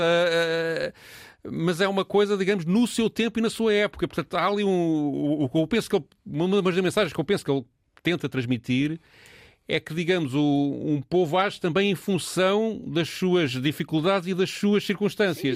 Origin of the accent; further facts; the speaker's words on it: Portugal; a nossa relação enquanto portugueses